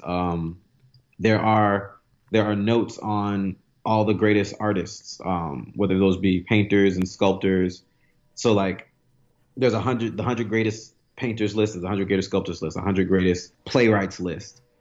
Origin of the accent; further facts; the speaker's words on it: New York City, New York, United States; I grew up in Brooklyn